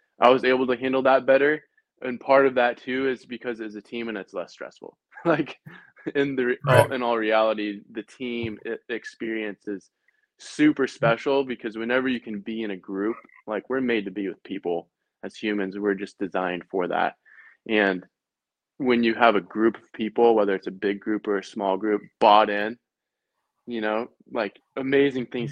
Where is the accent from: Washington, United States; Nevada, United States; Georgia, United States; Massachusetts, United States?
Washington, United States; Lynden; also born or lived in Oregon; I'm from Linden